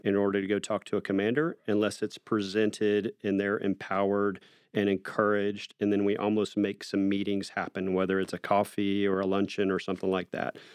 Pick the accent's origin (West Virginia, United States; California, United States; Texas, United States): Texas, United States; Austin; I was born and raised in North Austin